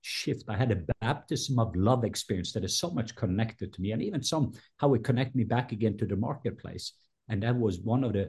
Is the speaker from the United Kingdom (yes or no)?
no; Norway; now in Atlanta, United States; I was born in Norway